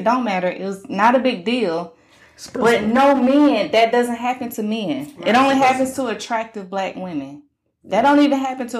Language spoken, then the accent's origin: English; the South, United States; I'm from the South.